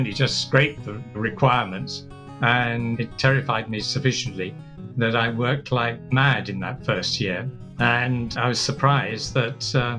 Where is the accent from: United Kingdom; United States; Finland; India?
United Kingdom; Folkestone, South East England; also born or lived in Basra, Iraq / Tehran, Iran; I'm not British. I wasn't born British. I came to England when I was about six, and we settled in Folkestone